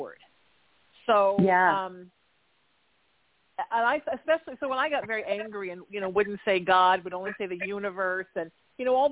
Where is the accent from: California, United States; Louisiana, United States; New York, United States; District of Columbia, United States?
California, United States; Orange County; growing up in Orange County in the 80s as a kid.